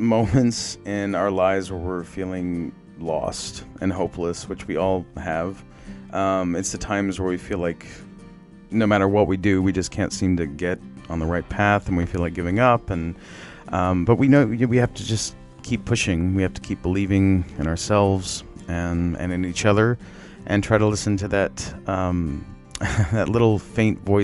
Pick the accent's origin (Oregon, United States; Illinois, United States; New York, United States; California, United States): California, United States; Los Angeles; I am from Los Angeles, California